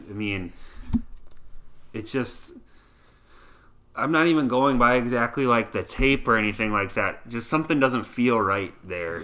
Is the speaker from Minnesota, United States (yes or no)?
yes; Waseca, Minnesota, United States; my hometown Waseca